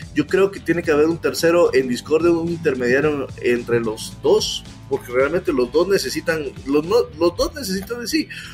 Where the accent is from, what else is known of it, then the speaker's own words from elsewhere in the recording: Guatemala; todos como guatemaltecos